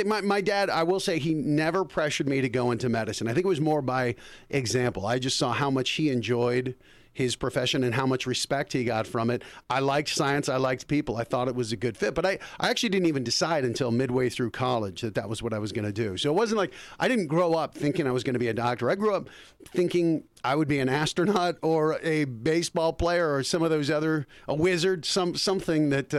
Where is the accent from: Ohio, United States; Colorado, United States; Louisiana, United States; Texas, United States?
Colorado, United States; moved away as an adult; also born or lived in Bergen County, New Jersey; now in Los Angeles, United States; From Colorado. Well, actually, I was born in Jersey, Bergen County.